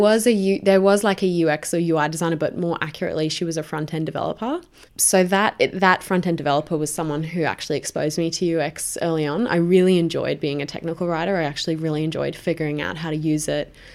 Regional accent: Brisbane, Queensland, Australia; moved away as an adult; now in Sydney, Australia; I'm originally from Brisbane. I moved down to Sydney

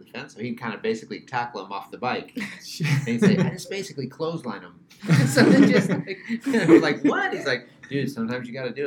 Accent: United States; now in Sweden; Me being the American English speaker

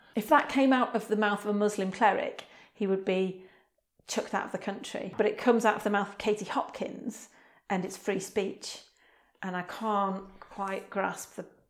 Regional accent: Wrexham, Wales, United Kingdom; I am a poet from Wrexham, North Wales

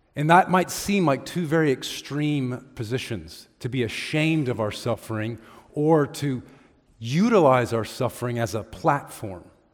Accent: United States; we as American Christians

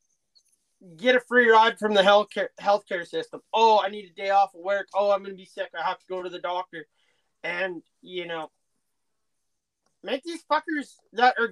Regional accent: Canada

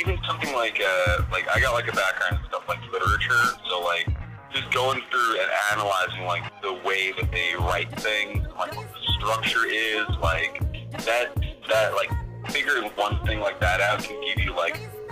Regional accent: Blue Point, New York, United States; moved away as an adult; now in Brooklyn, United States; I'm from Long Island. I grew up for, like, most of my life in Blue Point

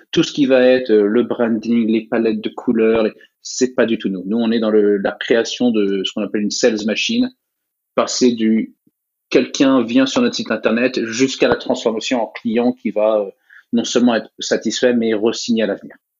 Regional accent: United States; J'ai grandi aux États-Unis, j'ai vécu la, la, majorité de mon enfance aux États-Unis

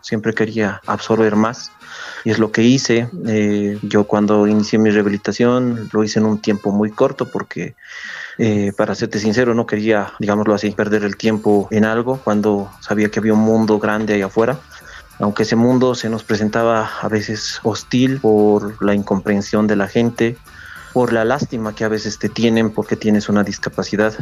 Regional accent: Oruro, Bolivia; tengo ese pedacito que me aferra aquí a mi ciudad

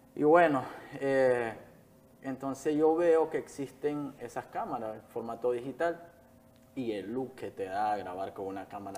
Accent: Jalapa, Nueva Segovia, Nicaragua; moved away as an adult; now in Managua, Nicaragua; Nací en Jalapa, Nueva Segovia, ya al norte del país, eh, el último municipio de Nueva Segovia

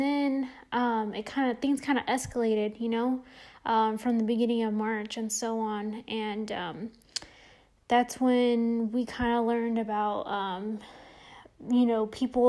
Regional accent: San Jose, California, United States; moved away as an adult; now in Las Vegas, United States; I'm originally from the Bay Area, from San Jose, California.

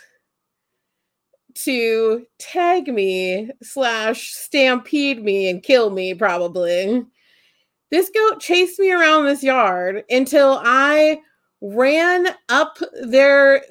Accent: Holmes County, Ohio, United States; I grew up in Holmes County and like Amish stuff, but like I grew up in town

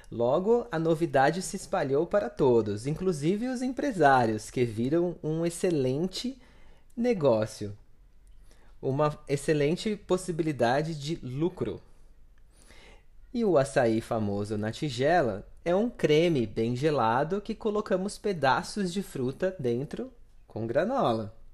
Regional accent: São Paulo, Brazil; pois eu sou de São Paulo e aqui em São Paulo eu nunca comi o verdadeiro açaí.

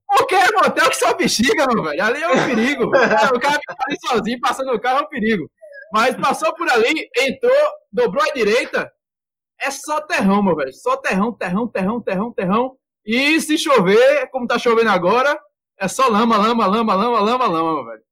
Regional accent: Minas Gerais, Brazil; moved away; Na minha terra era chup-chup, aqui é sacolé.

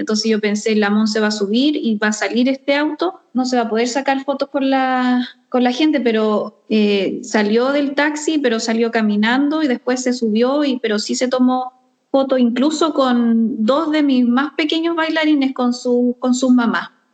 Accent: Chile; now in Sweden; nuestra cueca y de nuestro pascuense

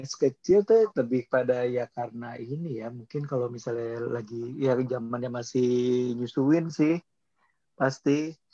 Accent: South Tangerang, Banten, Indonesia

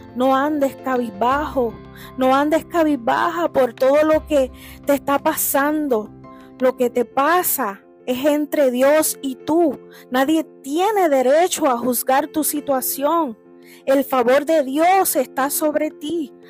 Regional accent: Puerto Rico; moved away; allá en mi isla de Puerto Rico

